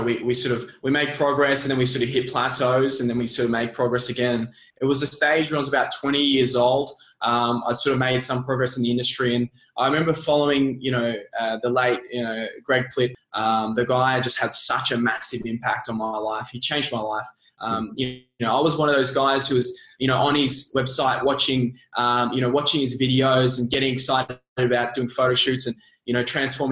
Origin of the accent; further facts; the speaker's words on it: Melbourne, Victoria, Australia; I was born in Melbourne, born and raised